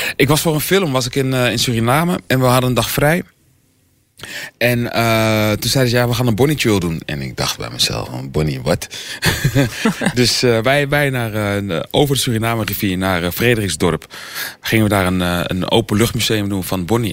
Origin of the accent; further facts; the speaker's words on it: Almere, Flevoland, Netherlands; ik ben natuurlijk hier eh, geboren, hier opgegroeid